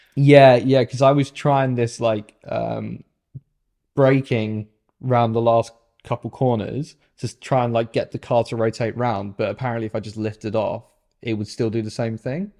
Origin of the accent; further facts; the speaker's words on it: United Kingdom; I'm British